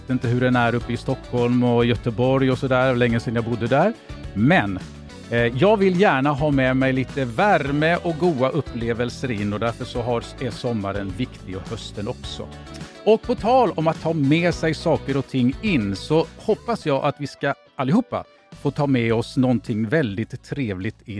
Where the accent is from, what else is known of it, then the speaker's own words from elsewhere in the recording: Finland; Nej, jag är finlandssvensk.